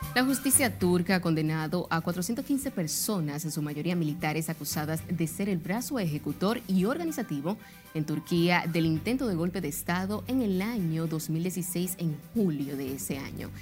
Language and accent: Spanish; Dominican Republic; nos identifica como dominicanos